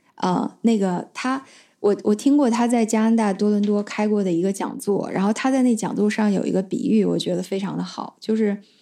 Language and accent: Chinese; China; moved away as an adult; 我小的时候是在中国长大的